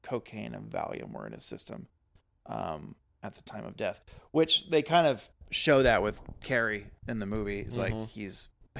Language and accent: English; Texas, United States; being Texan as well